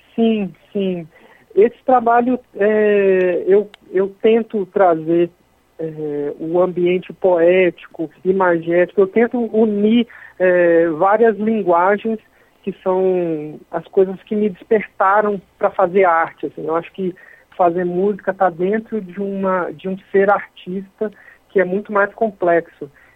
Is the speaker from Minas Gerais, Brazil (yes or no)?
yes; Minas Gerais, Brazil; sou mineiro, sou de uma cidade muito pequena do interior da Zona da Mata, que tem 30 mil habitantes